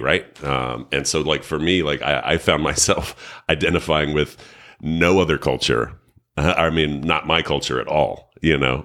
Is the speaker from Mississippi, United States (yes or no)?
no; New York City, New York, United States; moved away; I grew up in New York City